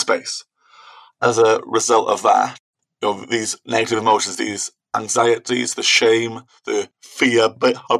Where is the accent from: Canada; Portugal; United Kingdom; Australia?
United Kingdom; Wales; I'm from Wales, I had to do speaking Welsh exams as well